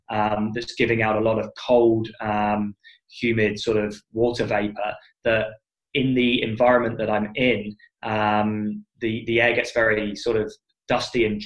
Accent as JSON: {"language": "English", "country": "United Kingdom", "tie": "born or raised there", "said": "I'm British from birth."}